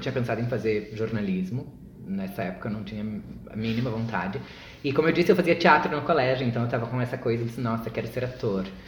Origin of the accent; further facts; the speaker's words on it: Uruguaiana, Rio Grande do Sul, Brazil; also born or lived in Santa Maria / Porto Alegre; now in São Paulo, Brazil; eu sou de Uruguaiana, que é uma cidadezinha minúscula